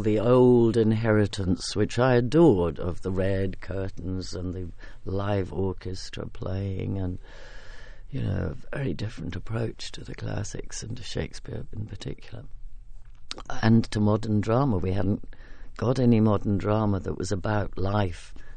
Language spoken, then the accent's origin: English; England, United Kingdom